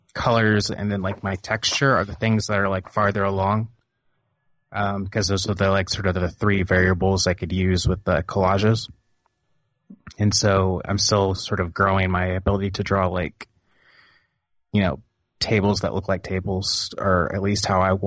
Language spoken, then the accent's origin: English; Missouri, United States; also born or lived in Oklahoma / New Orleans / New England / Florida; Well, I am from kind of the middle of America. I was born in Oklahoma. Kind of grew up in Missouri. Bumped around.